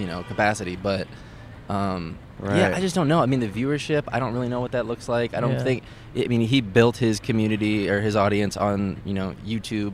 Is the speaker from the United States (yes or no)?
yes; Midwest, United States; moved away as an adult; now in Los Angeles, United States; I say the Midwest because I lived in Kansas, Missouri